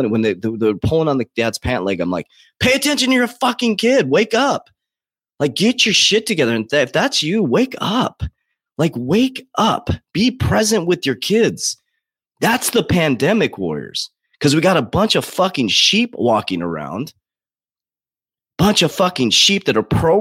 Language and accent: English; United States; Now I'm proud to be an American. I built, you know, $1 million company as an American here